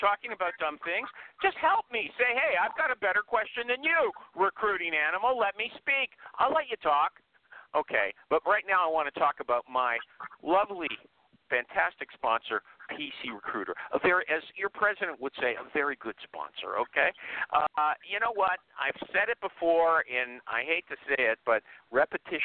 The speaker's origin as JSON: {"language": "English", "country": "Canada", "said": "I'm Canadian."}